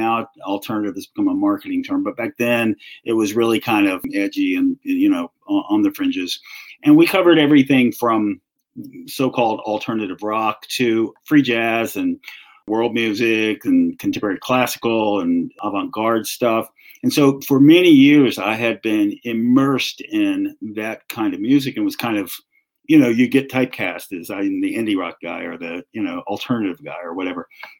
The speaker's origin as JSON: {"language": "English", "region": "the South", "country": "United States", "accent": "Southern", "said": "I started hearing my Southern accent come back in."}